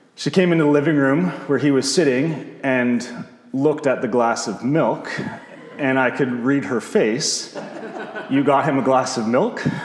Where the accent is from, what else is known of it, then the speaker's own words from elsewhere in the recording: Bowmanville, Ontario, Canada; also born or lived in St. Catharines, Ontario; I was born in St. Catharines, but grew up uh, as a child from 4 to 18 in Bowmanville